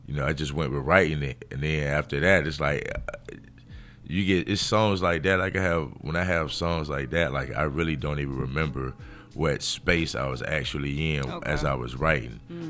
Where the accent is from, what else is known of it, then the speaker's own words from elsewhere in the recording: Montgomery, Alabama, United States; accent: thick Alabama; moved away as an adult; also born or lived in New Orleans, Louisiana / Norfolk, Virginia / San Diego, California; now in Los Angeles, United States; I grew up in Montgomery, so it was quite a few more black people